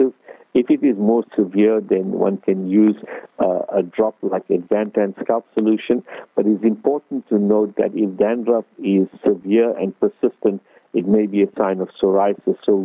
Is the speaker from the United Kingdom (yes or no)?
no; Durban, KwaZulu-Natal, South Africa; now in Cape Town, South Africa; ek is from the Cap, but I'm originally from Durban, so my Afrikaans is sort of limited.